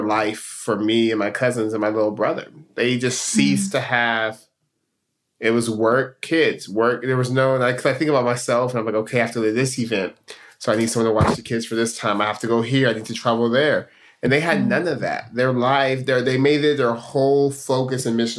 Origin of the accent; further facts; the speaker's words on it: Stockton, California, United States; moved away as an adult; I'm born and raised in Stockton, California. That's home